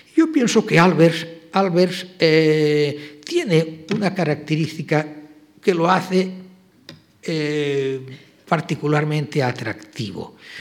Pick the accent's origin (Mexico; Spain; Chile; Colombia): Spain; moved away as an adult; also born or lived in Germany; yo era español